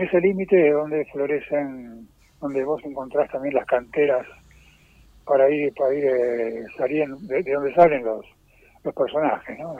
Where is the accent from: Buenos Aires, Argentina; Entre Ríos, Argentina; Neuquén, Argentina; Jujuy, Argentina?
Buenos Aires, Argentina; moved away as an adult; now in Sierra de Córdoba, Argentina; soy porteño de nacimiento, viví ahí hasta pasado ya casi los cincuenta pirulos